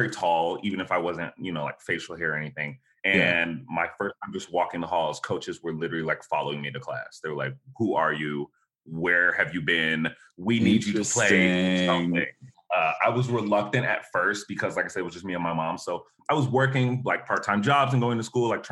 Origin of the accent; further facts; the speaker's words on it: Dallas, Texas, United States; also born or lived in Buffalo, New York; my mom relocated us to Dallas, Texas.